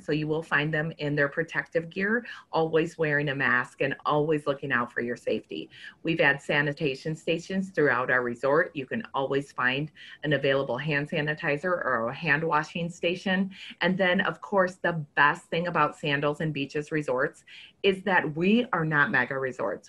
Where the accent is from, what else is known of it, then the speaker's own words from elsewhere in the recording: Minnesota, United States; I'm from Minnesota